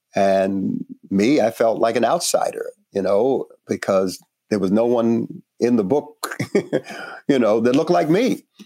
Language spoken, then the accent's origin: English; New York City, New York, United States; also born or lived in Panama; I grew up in Brooklyn, uh, Northeast, New York City